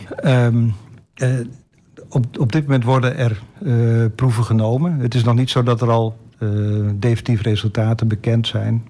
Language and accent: Dutch; Netherlands; als Nederlander